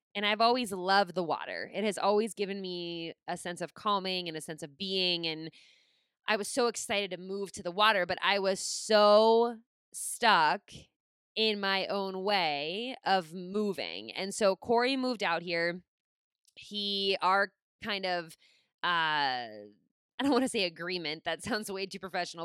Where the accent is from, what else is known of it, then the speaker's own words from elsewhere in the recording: Pittsburgh, Pennsylvania, United States; moved away as an adult; I was from Pittsburgh